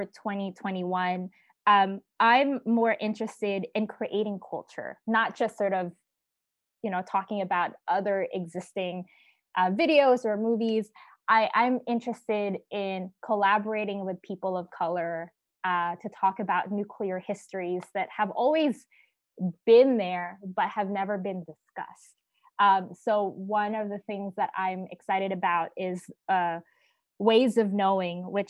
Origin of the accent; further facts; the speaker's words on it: United States; as an American